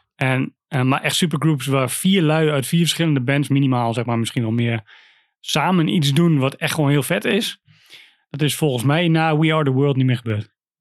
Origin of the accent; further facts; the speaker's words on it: Wierden, Overijssel, Netherlands; bij ons in Wierden